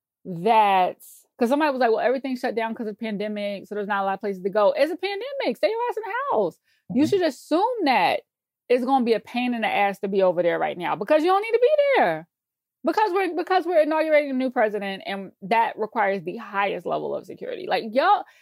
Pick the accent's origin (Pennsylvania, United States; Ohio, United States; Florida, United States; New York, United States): New York, United States; I say this as a New Yorker